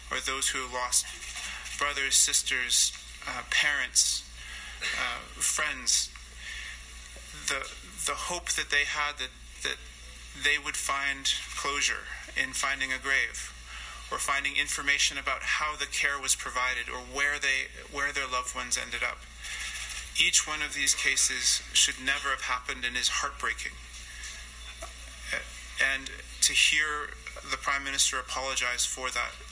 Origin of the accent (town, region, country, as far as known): Canada